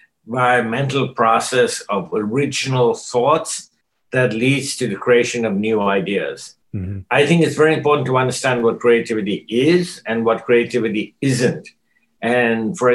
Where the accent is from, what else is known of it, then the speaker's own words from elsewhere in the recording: Kolkata, West Bengal, India; moved away; also born or lived in North America; my social upbringing in India before I came to North America. I was born in Calcutta